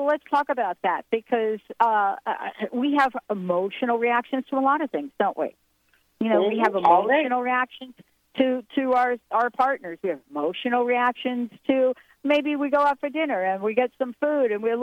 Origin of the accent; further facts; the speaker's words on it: East Coast, United States; I grew up on the East Coast.